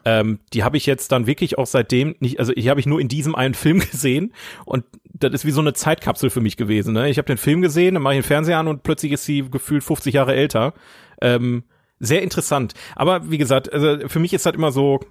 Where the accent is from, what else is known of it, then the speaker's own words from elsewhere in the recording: Oberhausen, North Rhine-Westphalia, Germany; in Oberhausen gelebt, wo ich herkomme